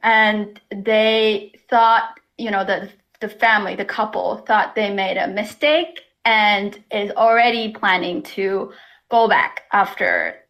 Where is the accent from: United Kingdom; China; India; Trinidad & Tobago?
China; now in Toronto, Canada; I am an immigrant myself, and I can speak to my experience. You know, growing up in China